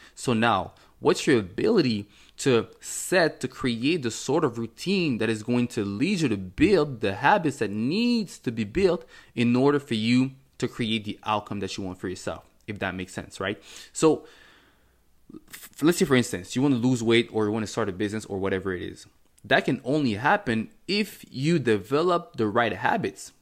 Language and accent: English; Montreal, Quebec, Canada; first language French; English is a second language; also born or lived in Cameroon; I was born in Cameroon. Um, in nineteen ninety-five, came to Canada. I think it was in nineteen ninety-nine when I was about four years old or something like that. Um, and I grew up in Montreal. My first language is, is French